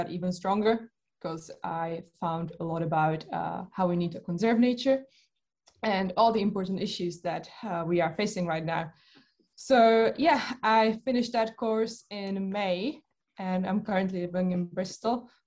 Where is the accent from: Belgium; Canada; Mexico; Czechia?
Czechia; moved away as an adult; also born or lived in United Kingdom; I come from the Czech Republic, where I think that's where the interest probably began because I live uh, very close to the mountains.